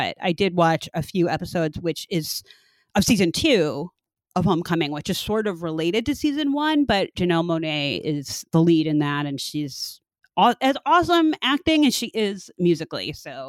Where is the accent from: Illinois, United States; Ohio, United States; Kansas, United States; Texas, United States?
Illinois, United States; Chicago; we're both from Chicago.